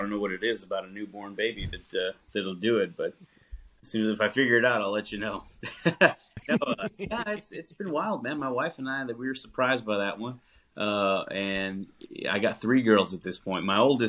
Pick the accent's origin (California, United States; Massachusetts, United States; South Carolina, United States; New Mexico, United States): New Mexico, United States; also born or lived in Texas; now in Nashville, United States; live here in Nashville, but we all are based out of the Southwest originally. So I'm from New Mexico